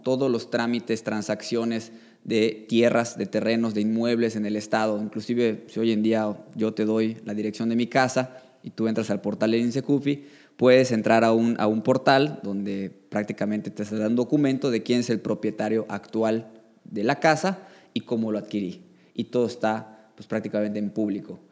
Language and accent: Spanish; Yucatán, Mexico; also born or lived in Mexico City / Quintana Roo; soy orgullosamente yucateco, llevo 30 años viviendo en este magnífico estado